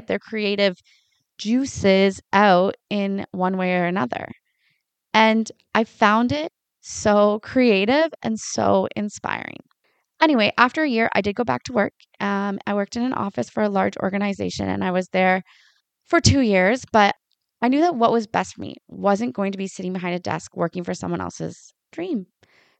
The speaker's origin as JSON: {"language": "English", "town": "Lion's Head", "region": "Ontario", "country": "Canada", "tie": "born or raised there", "also_born_or_lived": "Sauble Beach, Bruce County", "said": "I grew up in Lion's Head, about an hour north of where I live now"}